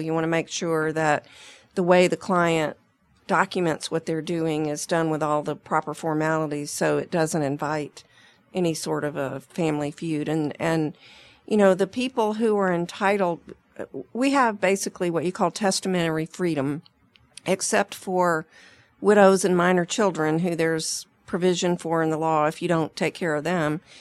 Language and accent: English; Atlanta, Georgia, United States; I grew up in Atlanta